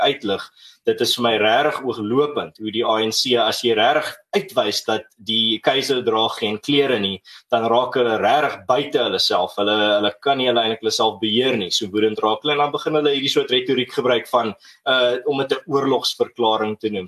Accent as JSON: {"language": "Afrikaans", "country": "South Africa", "said": "ons as Suid-Afrikaners"}